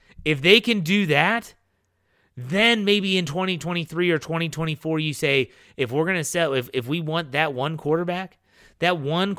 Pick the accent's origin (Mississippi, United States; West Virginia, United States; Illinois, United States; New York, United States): West Virginia, United States; Wheeling; growing up in Wheeling, West Virginia, which is obviously the bottleneck between Pennsylvania and Ohio, and it's Pittsburgh country